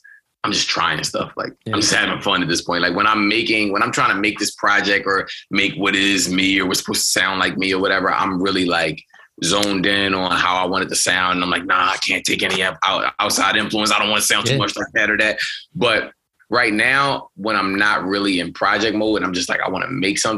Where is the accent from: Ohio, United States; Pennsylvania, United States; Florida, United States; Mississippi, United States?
Pennsylvania, United States; Philadelphia; I'm from West